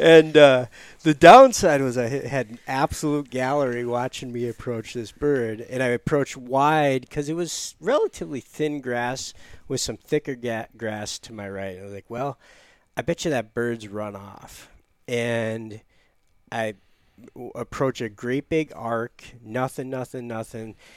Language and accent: English; United States; I grew up near Lake Michigan